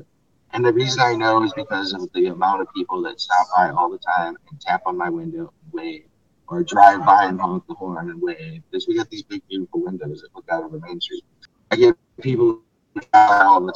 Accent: St. Charles, Missouri, United States; It's a nice place here. So it's easy to get emotional about because it's my hometown

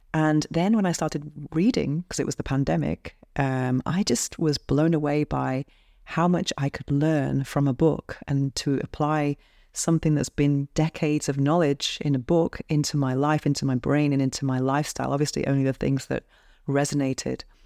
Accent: United Kingdom; now in Barcelona, Spain; I'm British, and I live alone in a shoebox penthouse apartment by the beach in Barcelona, Spain.

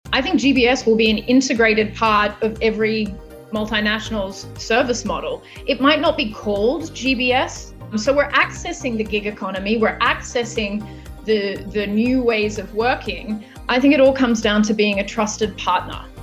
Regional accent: Australia; moved away as an adult; also born or lived in India / Philippines / Lithuania / China; I am originally from Australia

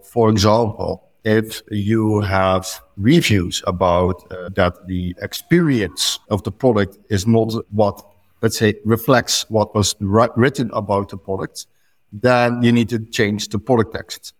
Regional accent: Netherlands; now in Lucca, Italy; I'm from the Netherlands

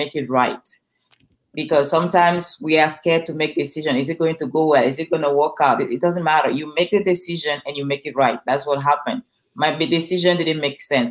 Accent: Cameroon; English is a second language; now in Los Angeles, United States; I'm originally from Cameroon.

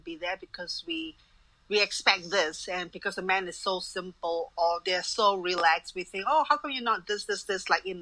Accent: Malaysia; moved away; I'm from Malaysia

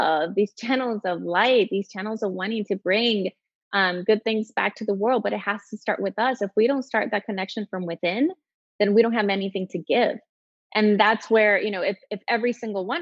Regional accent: El Salvador; moved away as an adult; also born or lived in Texas; I was born in Texas, but I grew up in El Salvador. My mom still lives there, and my sisters, and I left at 18

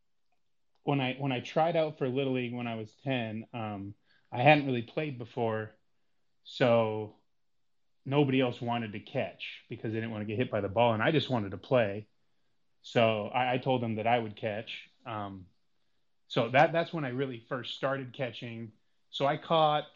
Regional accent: Reno, Nevada, United States; born and raised in Reno, Nevada

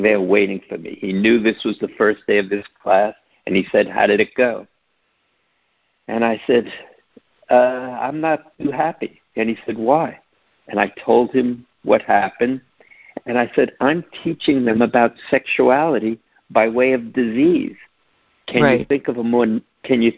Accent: New York City, New York, United States; I grew up in New York City

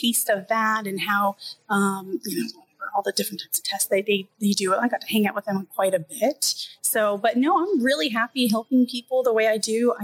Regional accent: Orlando, Florida, United States; I'm from Orlando, Florida, and the school is the University of South Florida in Tampa.

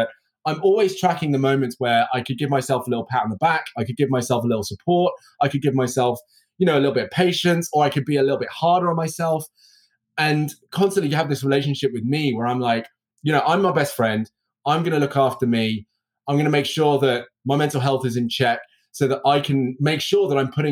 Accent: United Kingdom; also born or lived in Birmingham; Me being British and having the accent and the enunciation that I have

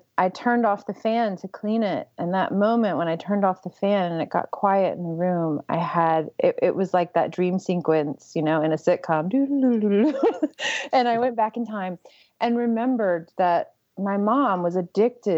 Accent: right outside of New Orleans, Louisiana, United States; I grew up right outside of New Orleans, where it's excruciatingly hot most of the year.

